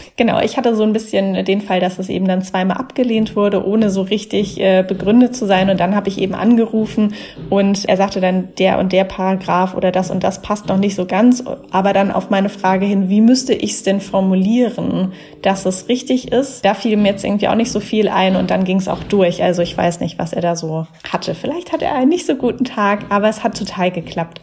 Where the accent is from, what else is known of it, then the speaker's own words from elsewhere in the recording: Mannheim, Baden-Württemberg, Germany; Mannheim. Das ist ja meine Heimatstadt